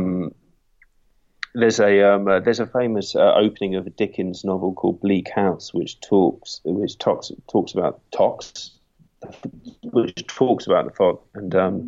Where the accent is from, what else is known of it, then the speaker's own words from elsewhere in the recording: Wales, United Kingdom; also born or lived in London; I'm mostly in Wales